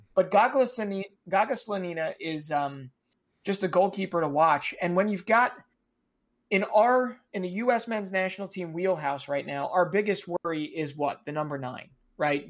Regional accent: United States; as an American

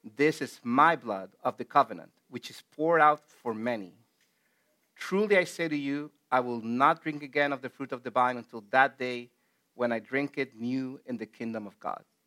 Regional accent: El Salvador; moved away; back in my home country in El Salvador

